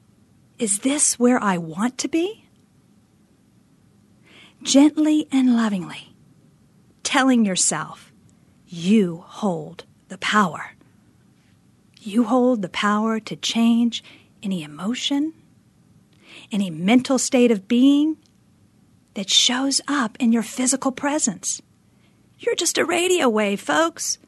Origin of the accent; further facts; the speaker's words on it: Northeast, United States; now in Phoenix, United States; my hometown back in the frigid Northeast